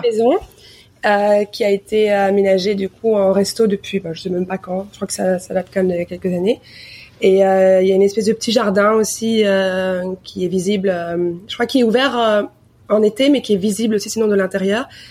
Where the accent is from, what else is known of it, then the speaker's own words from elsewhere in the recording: Belgium; moved away as an adult; now in New York, United States; en tant que Belge